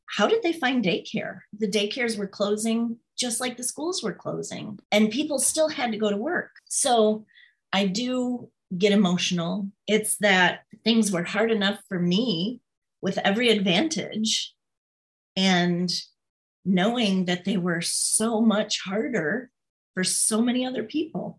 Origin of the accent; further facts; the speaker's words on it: St. Joseph, Michigan, United States; also born or lived in Southwest Chicago suburb; I was born and raised in St. Joseph, and Benton Harbor is our twin city